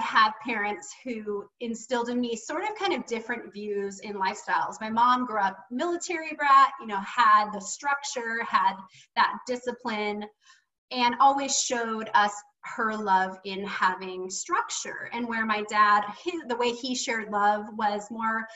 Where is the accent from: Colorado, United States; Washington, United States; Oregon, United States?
Oregon, United States; Seaside; I grew up in Seaside, Oregon